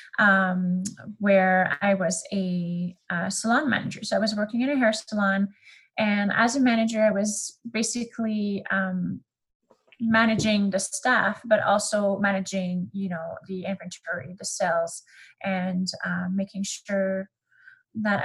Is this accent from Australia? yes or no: no; Canada; accent: French; first language French; English is a second language; I am Canadian, and you will hear this throughout the podcast. I have a little French accent. My first language is actually French